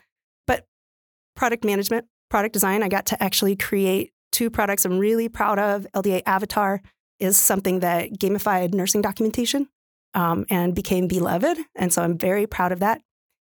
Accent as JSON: {"language": "English", "region": "West Coast", "country": "United States", "lives_now": "Midwest, United States", "said": "I came out from the West Coast. My family will never forgive me, but I really believe that I could make a difference for nurses"}